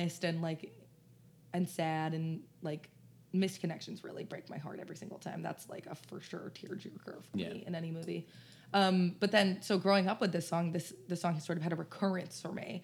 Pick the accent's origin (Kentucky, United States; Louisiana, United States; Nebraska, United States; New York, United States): New York, United States; New York City; growing up in New York City